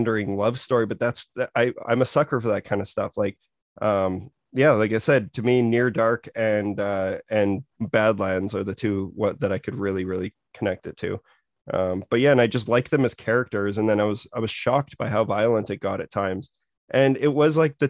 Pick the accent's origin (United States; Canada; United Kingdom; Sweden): Canada; Saskatoon, Saskatchewan; we're both from Saskatoon, Saskatchewan